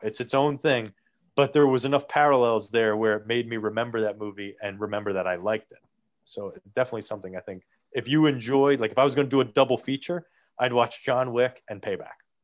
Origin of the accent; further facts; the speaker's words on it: New Jersey, United States; I'm from Jersey. I live in a town that is less than three miles away f-, from Hoboken